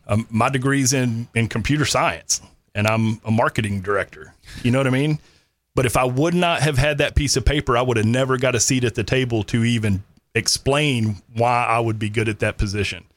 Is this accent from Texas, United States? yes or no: yes; Granbury, Texas, United States; also born or lived in Kerrville, Texas; grew up North Texas, uh, graduated Granbury High School, um, lived on the Brazos River in Lake Granbury pretty much my whole life